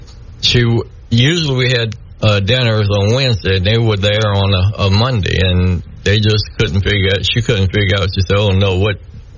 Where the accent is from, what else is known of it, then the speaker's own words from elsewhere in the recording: Plaquemine, Louisiana, United States; accent: South Louisiana; now in Shreveport, United States; I was born in Plaquemine, Louisiana, by Baton Rouge.